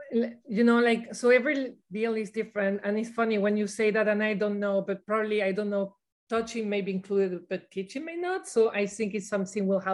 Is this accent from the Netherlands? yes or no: no; Venezuela; moved away; I grew up in Venezuela